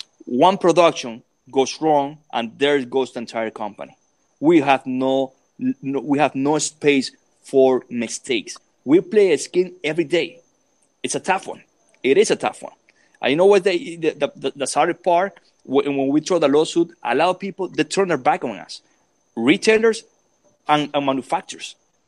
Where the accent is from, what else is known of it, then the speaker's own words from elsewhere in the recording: Nicaragua; moved away as an adult; I came from Nicaragua here to make a living. I came to Nicaragua here to raise a family